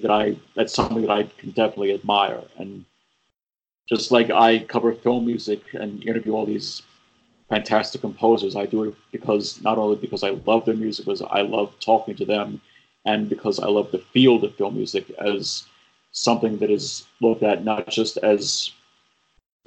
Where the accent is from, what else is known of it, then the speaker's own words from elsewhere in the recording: St. Bernard Parish, Louisiana, United States; moved away as an adult; also born or lived in New Orleans / Baton Rouge; I was born in New Orleans at Methodist Hospital. I grew up in St. Bernard Parish for most of my life up until Hurricane Katrina, and then I moved to Baton Rouge